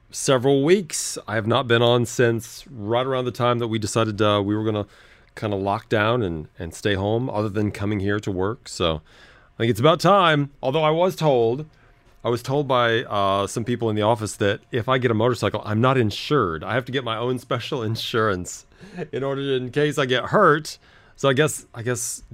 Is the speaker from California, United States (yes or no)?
yes; Los Angeles, California, United States; I said, Los Angeles